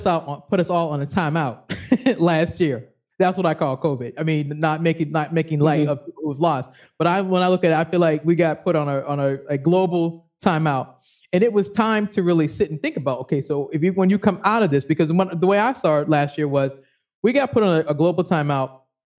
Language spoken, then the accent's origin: English; Boston, Massachusetts, United States; now in Maryland, United States; I'm originally from Boston